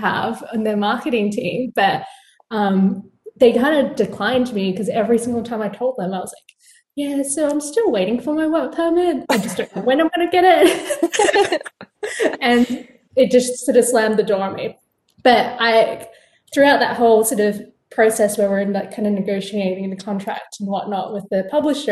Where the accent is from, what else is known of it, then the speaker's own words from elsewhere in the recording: Perth, Western Australia, Australia; now in New York City, United States; I'm originally from Perth, Australia. So you can probably hear it in my voice. But now I'm based in New York City